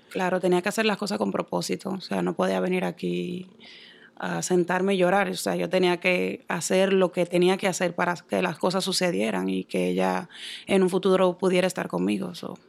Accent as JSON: {"language": "Spanish", "town": "Santo Domingo", "region": "Distrito Nacional", "country": "Dominican Republic", "tie": "born or raised there", "also_born_or_lived": "New York", "moved": "as an adult", "lives_now": "Boston, United States", "said": "Yo soy dominicana, nací en Santo Domingo, en el Distrito Nacional"}